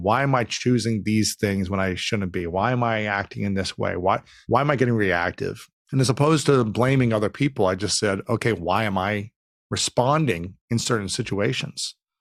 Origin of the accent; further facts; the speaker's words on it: Delaware, Ohio, United States; moved away as an adult; now in Los Angeles, United States; I grew up in Delaware, Ohio, just about thirty, forty minutes north of Columbus